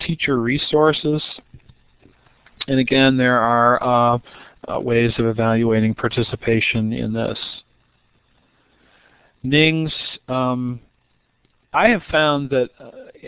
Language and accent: English; Ohio, United States; I'm from Ohio. I'm at Kent State in Ohio